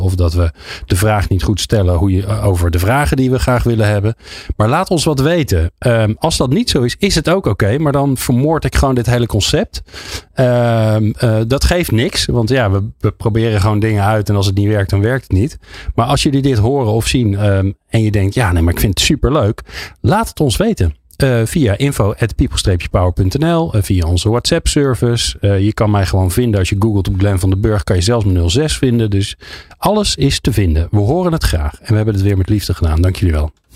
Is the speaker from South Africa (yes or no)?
no; Netherlands; als Nederlander